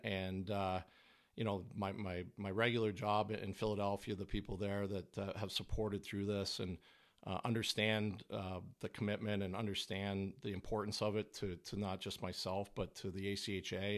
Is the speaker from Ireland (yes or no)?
no; Canada